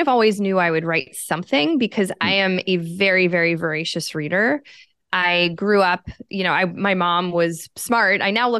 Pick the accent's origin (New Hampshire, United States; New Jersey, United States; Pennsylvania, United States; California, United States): Pennsylvania, United States; born there; I was born in Pennsylvania. My whole family is kind of from that area.